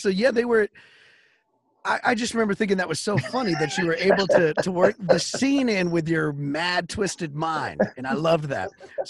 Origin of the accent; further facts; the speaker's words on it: Wichita Falls, Texas, United States; I'm from Wichita Falls, so I get the scene. It's a hop, skip away.